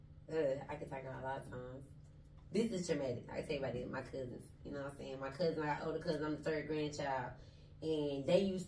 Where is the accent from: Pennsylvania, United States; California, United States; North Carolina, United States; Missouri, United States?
North Carolina, United States; Goldsboro; moved away as an adult; also born or lived in Wilson, North Carolina; now in Atlanta, United States; I was born in Goldsboro, but I was raised in both of those cities